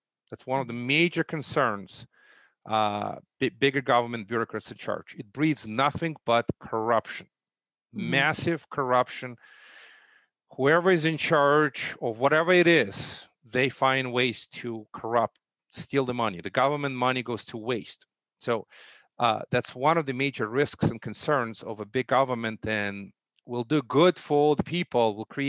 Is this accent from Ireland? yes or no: no; Russia; There was, at least I grew up during socialism. You live in a government apartment.